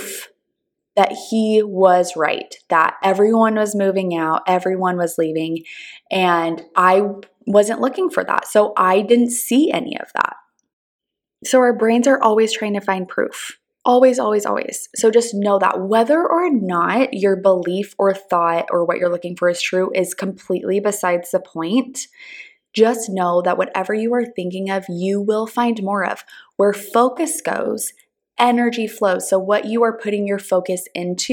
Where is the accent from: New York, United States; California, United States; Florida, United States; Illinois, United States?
California, United States; Southern; now in Texas, United States; I'm originally from Southern California. All of my family is still there.